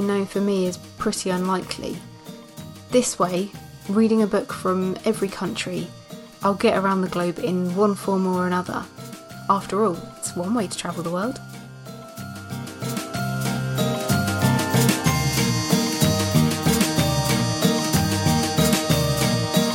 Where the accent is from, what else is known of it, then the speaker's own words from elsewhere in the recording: England, United Kingdom; my home country of England